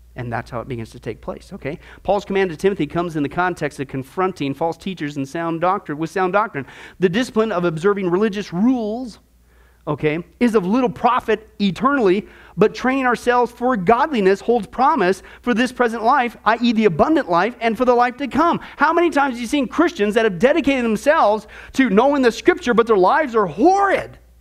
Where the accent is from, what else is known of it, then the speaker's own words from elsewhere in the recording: Midwest, United States; moved away; I grew up in the Midwest, there's all kinds of fishing ponds back there